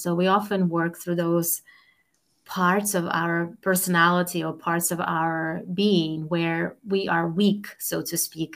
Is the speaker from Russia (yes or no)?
yes; Russia; moved away as an adult; now in Boston, United States; I was born and raised in Russia